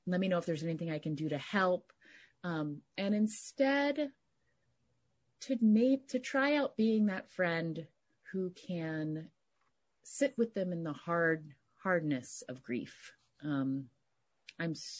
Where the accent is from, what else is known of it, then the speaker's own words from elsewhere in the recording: West Virginia, United States; moved away as an adult; also born or lived in New York City; now in Bay Area, United States; I grew up, in a kind of, suburban small community in West Virginia